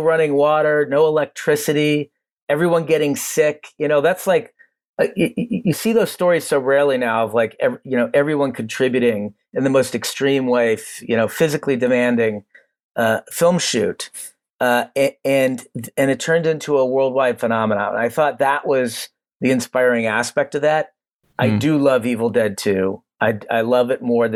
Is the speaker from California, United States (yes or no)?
no; Cleveland, Ohio, United States; we're from Cleveland and we found our way into film through a local cinema tech and a love for movies